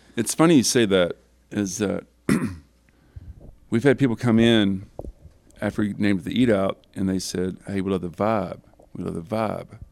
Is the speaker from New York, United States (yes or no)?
no; Broken Bow Lake, Oklahoma, United States; I was raised in campers on Bow Lake when I was born